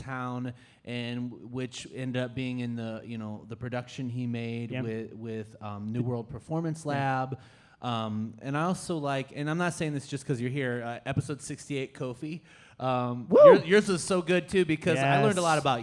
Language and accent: English; Akron, Ohio, United States; I was from Akron